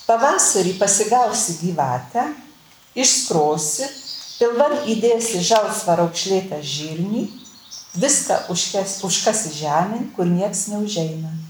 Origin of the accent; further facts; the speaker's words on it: near Prienai, Kaunas County, Lithuania; accent: Kapsas (Kapsų tarmė); Mano tarmė, aš esu gimus taip netoli prienų, tik toj pusė, mus nuo Dzukijos skirdavo Nemunas, o iki prienų man buvo 11 km. Ir taigi ta mano tarmė yra tokia e, kapsų.